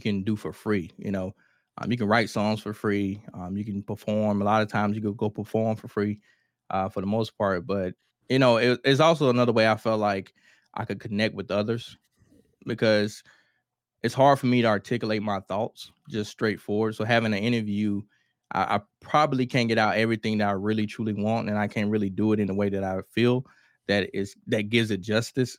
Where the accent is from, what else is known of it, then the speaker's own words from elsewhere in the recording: Mississippi, United States; I'm from Kilmarnock, Mississippi